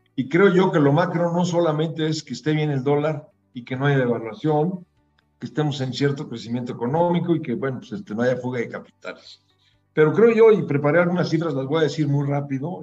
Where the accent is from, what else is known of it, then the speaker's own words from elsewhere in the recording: Mexico; somos los mexicanos